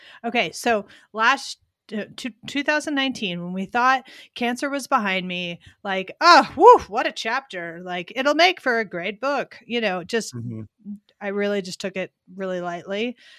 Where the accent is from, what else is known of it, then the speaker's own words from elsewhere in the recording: Pennsylvania, United States; So I'm from Pennsylvania. I grew up not in that area, but like Delaware, Montgomery County.